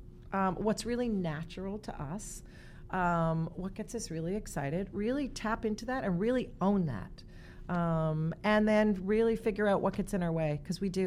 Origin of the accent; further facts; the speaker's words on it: Toronto, Ontario, Canada; now in New York, United States; My family, I was all from Toronto, so I didn't have any family in New York.